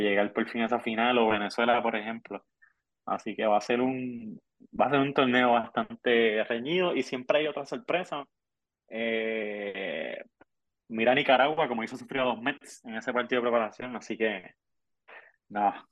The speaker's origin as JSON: {"language": "Spanish", "country": "Puerto Rico", "said": "como buen puertorriqueño"}